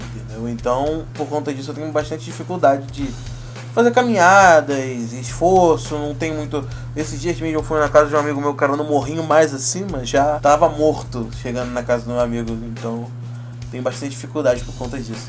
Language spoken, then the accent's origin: Portuguese; Nova Friburgo, Rio de Janeiro, Brazil; falo da cidade do Rio de Janeiro, de Novo Friburgo